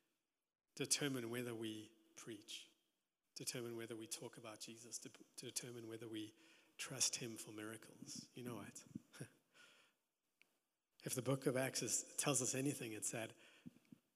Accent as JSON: {"language": "English", "country": "South Africa", "also_born_or_lived": "Johannesburg", "said": "being South African, being in Joburg"}